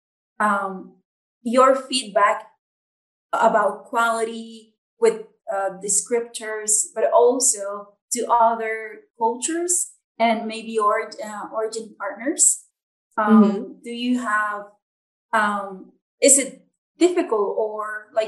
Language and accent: English; Nicaragua; I'm from Nicaragua.